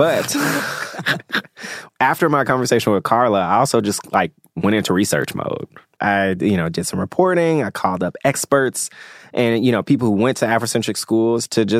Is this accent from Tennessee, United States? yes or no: yes; Memphis, Tennessee, United States; I grew up in Memphis, Tennessee.